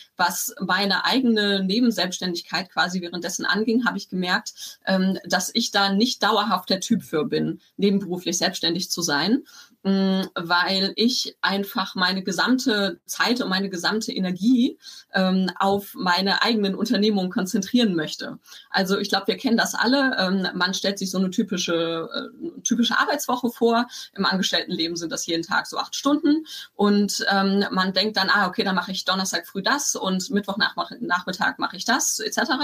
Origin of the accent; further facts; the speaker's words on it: Bielefeld, North Rhine-Westphalia, Germany; moved away as an adult; also born or lived in Stuttgart / Tübingen; ich komme aus Bielefeld ursprünglich